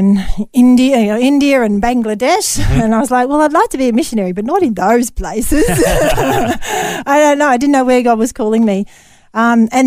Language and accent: English; Narrabri, New South Wales, Australia; also born or lived in Tasmania / Wee Waa; I'm from Narrabri, which is in northwestern New South Wales